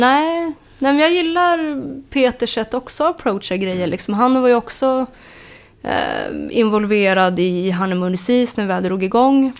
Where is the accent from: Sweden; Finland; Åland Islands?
Sweden; Uppsala, Uppsala County; jag kommer från Uppsala Eh, och född där och uppvuxen då